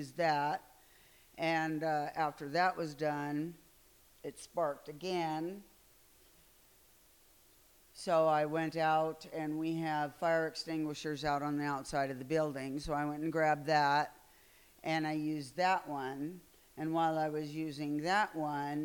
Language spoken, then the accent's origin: English; Midwest, United States; I'm from the Midwest